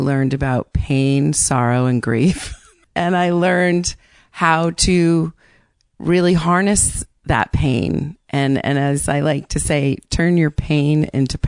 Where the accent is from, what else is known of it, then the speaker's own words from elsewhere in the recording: Barrington, Rhode Island, United States; moved away as an adult; also born or lived in Boston; now in New York City, United States; Barrington, where I grew up